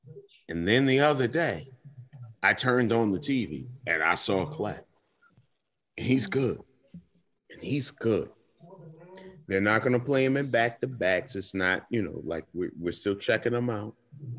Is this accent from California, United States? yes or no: yes; California, United States; born there; I was born in California, and I hate it because I don't know anything about it.